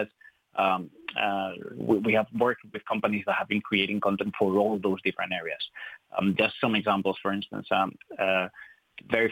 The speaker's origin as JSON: {"language": "English", "country": "Spain", "second_language": "English", "moved": "as an adult", "lives_now": "Ireland", "said": "I'm not from Ireland. I'm from Spain."}